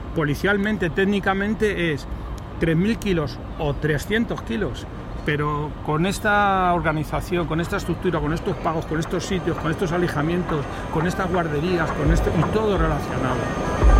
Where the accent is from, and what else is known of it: Madrid, Community of Madrid, Spain; now in Málaga, Spain